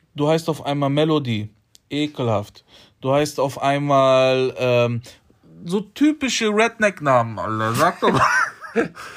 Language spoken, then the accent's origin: German; Poland; ich bin Pole